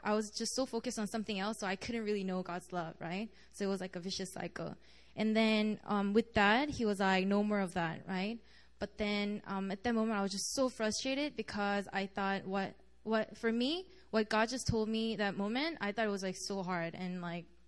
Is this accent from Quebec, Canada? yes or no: yes; Montreal, Quebec, Canada; moved away as an adult; now in Korea; I'm from Montreal, and I came to Korea last semester as an exchange student.